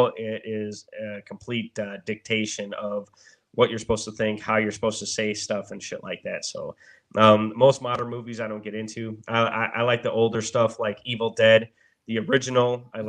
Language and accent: English; Milwaukee, Wisconsin, United States; I'm from Milwaukee, bro.